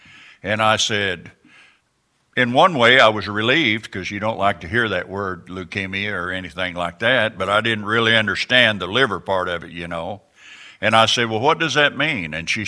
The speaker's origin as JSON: {"language": "English", "town": "Mount Vernon", "region": "Illinois", "country": "United States", "said": "I'm from Mount Vernon, Illinois."}